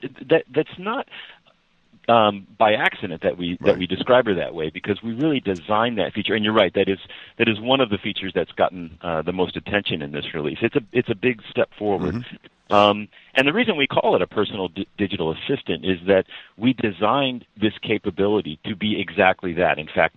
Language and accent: English; Chicago, Illinois, United States; Cortana knows that I'm a transplant from Chicago and a long-suffering Cubs fan.